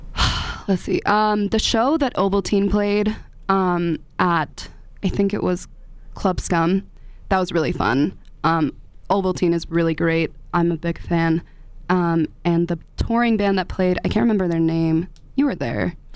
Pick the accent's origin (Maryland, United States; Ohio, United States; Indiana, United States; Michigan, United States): Maryland, United States; 15 minutes outside DC, grew up in DC; moved away as an adult; also born or lived in Washington, D.C.; now in Boulder, United States; I'm from Maryland originally.